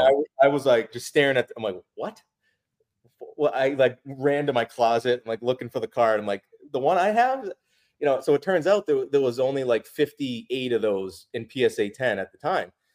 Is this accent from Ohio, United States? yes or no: no; Massachusetts, United States; a lifelong Celtics fan, grew up in Massachusetts